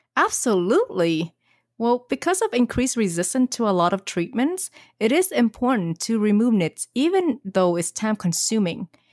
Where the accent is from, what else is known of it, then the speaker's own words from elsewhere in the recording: Australia; accent: Aussie; My Aussie accent